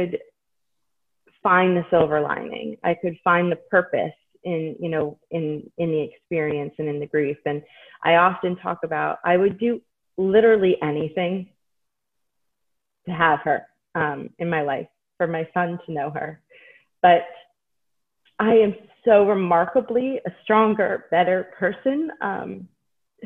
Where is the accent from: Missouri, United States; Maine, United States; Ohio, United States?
Maine, United States; now in Hershey, United States; I was growing up in Maine